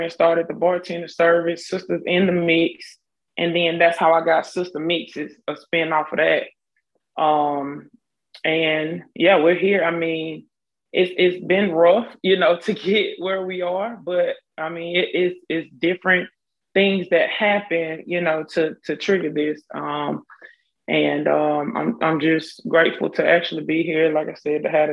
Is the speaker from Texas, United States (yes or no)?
no; Selma, Alabama, United States; moved away as an adult; now in Montgomery, United States; from Selma, Alabama. I did move to Montgomery in 2006, where I attended Alabama State University